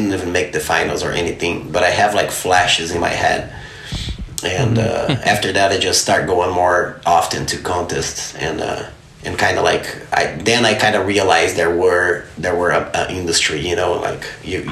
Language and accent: English; Novo Hamburgo, Rio Grande do Sul, Brazil; moved away; I grew up in the city called Novo Hamburgo. It's a little town, a little outside of Porto Alegre, which is the capital city of the state, Rio Grande do Sul